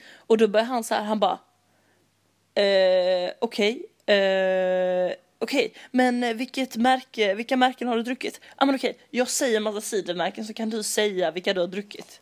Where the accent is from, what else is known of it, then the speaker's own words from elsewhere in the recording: Malmö, Skåne, Sweden; jag kommer från Malmö